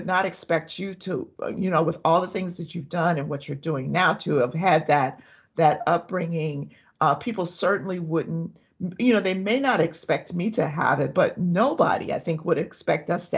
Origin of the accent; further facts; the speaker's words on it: Compton, California, United States; I grew up in Compton. I went to Dominguez High School